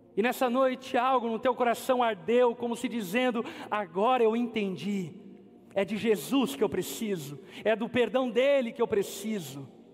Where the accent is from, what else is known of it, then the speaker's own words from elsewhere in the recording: Brazil; nossa como brasileiros